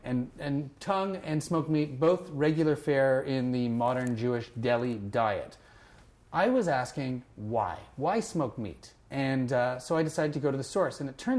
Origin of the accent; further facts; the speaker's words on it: Toronto, Ontario, Canada; in the 70s, when we were growing up in Toronto